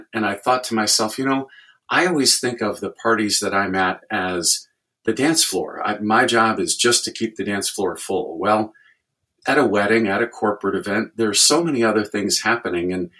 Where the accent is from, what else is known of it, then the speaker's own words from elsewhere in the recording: Chicago, Illinois, United States; moved away as an adult; now in Indianapolis, United States; I was actually born and raised in Chicago. My dad worked right downtown in the big city, but we grew up in the suburbs